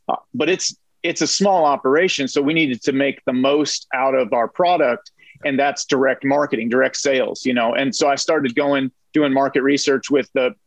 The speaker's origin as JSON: {"language": "English", "region": "Northern California", "country": "United States", "tie": "born or raised there", "said": "I was raised in Northern California"}